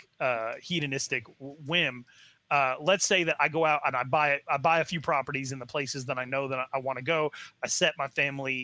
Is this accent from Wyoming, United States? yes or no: yes; Wyoming-Montana border, United States; also born or lived in Arizona, United States; now in North Carolina, United States; I'm from the Wyoming-Montana border.